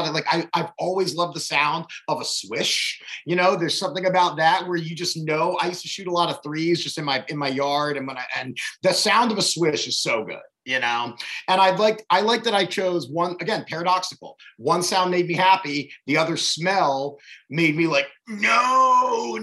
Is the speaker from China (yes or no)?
no; Baltimore, Maryland, United States; I grew up in Baltimore.